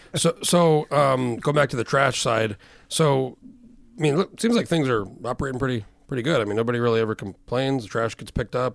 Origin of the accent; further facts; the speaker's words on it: New Mexico, United States; moved away; when I was a kid and I grew up in New Mexico